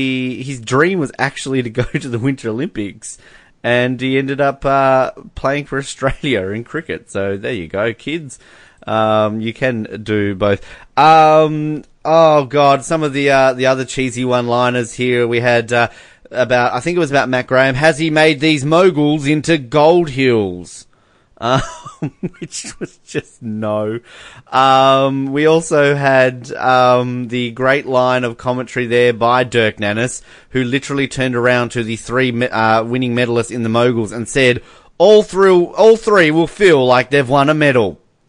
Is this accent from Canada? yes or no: yes; Canada; I'm Canadian.